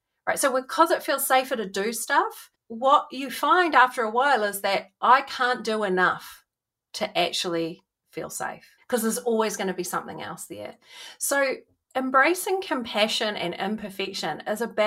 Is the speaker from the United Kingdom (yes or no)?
no; New Zealand; growing up in New Zealand